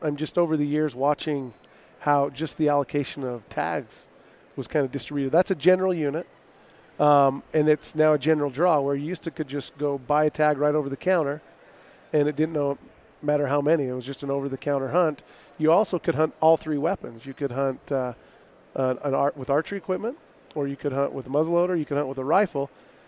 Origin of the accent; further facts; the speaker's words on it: Smithfield, Utah, United States; I grew up in Smithfield, Utah